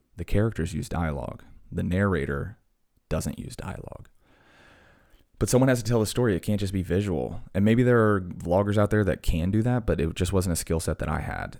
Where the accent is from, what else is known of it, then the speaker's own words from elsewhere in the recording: Blacksburg, Virginia, United States; my hometown in Blacksburg